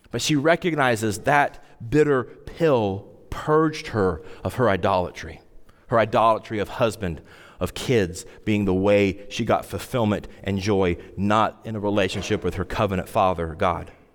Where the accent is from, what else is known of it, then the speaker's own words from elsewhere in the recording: Wyoming, United States; I grew up in Wyoming, and we had to take Wyoming history, like, every year